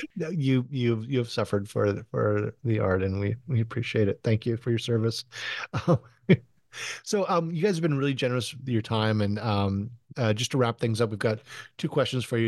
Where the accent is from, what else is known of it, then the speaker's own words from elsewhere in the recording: United States; also born or lived in California / Hawaii / Southern France; I'm from California and Hawaii